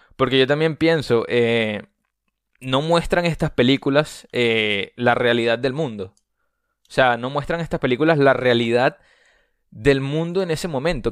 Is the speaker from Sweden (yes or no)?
no; Venezuela; yo soy venezolano. Eh, no soy mexicano